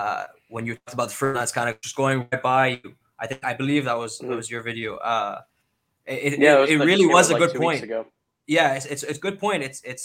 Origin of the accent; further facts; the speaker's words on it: Canada; I'm again Canadian